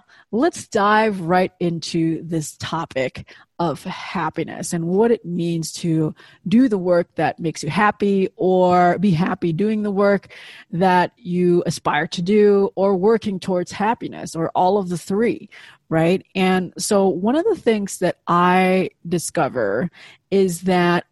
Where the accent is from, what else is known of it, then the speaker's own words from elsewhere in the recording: Indonesia; moved away; I grew up in Indonesia, obviously halfway around the world.